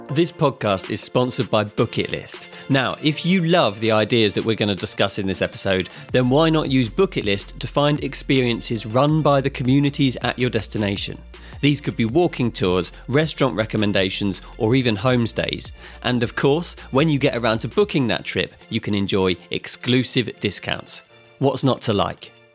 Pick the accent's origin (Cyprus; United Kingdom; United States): United Kingdom; England; my home country